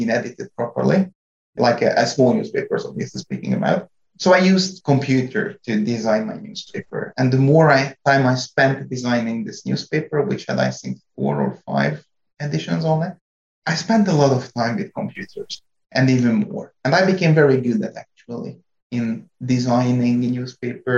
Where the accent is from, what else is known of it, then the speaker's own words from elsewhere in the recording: Hungary; English is a second language; moved away as an adult; also born or lived in France; now in North Carolina, United States; I was born and raised in Hungary